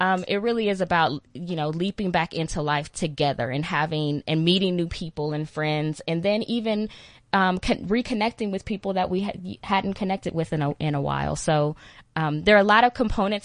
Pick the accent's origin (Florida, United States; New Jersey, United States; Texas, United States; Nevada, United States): Texas, United States; accent: Texan American; I'm from Texas. That's a little country, I'm a little